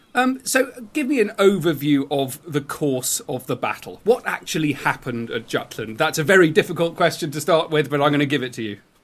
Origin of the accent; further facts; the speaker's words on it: United Kingdom; being a British historian